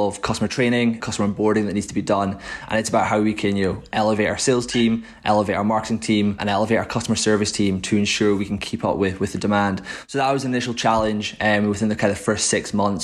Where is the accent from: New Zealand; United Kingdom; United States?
United Kingdom; Aberdeen, Scotland; moved away as an adult; now in Edinburgh, United Kingdom; I'm originally from Aberdeen.